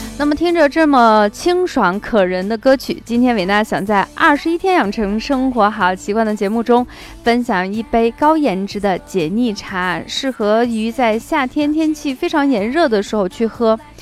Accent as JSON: {"language": "Chinese", "region": "Shaanxi", "country": "China", "accent": "Shaanxi dialect", "said": "用我们陕西方言说"}